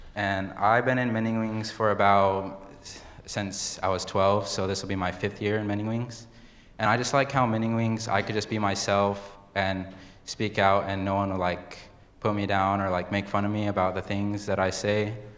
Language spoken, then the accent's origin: English; Yakama Reservation, Washington, United States; also born or lived in Seattle, Washington; I was born in Seattle, Washington, and but I was raised in the Yakima Reservation